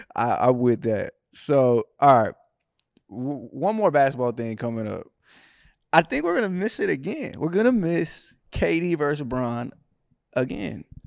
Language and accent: English; California, United States; Back to my hometown.